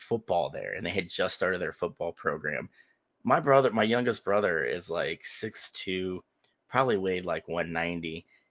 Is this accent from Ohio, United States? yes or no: yes; Cleveland, Ohio, United States; But it's home, and I love Cleveland.